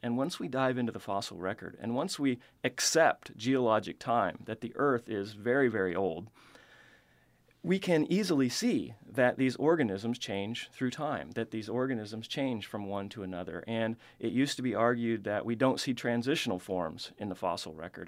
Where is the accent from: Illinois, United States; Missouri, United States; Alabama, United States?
Missouri, United States; the Ozarks; now in Tennessee, United States; I grew up in Missouri, in the Ozarks, which is a really cave-rich region.